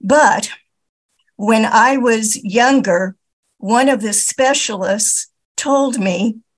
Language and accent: English; Indiana, United States; now in Milwaukee, United States; I'm from Milwaukee, Wisconsin, but I grew up in Indiana and living in a very small rural town of about 400 people at age 5, before I ever went to school